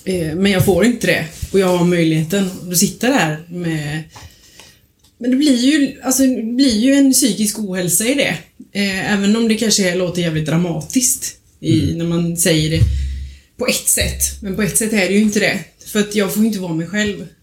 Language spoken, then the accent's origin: Swedish; Småland, Sweden; now in Kungsbacka, Sweden; jag är från Småland